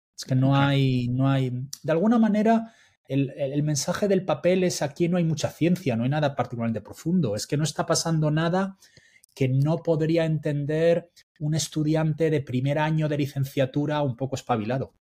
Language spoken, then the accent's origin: Spanish; Spain; como decimos en España